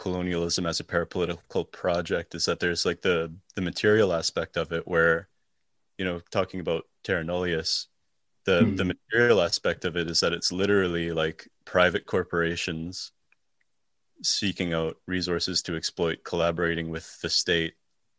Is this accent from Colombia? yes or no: no; Canada; I grew up in Canada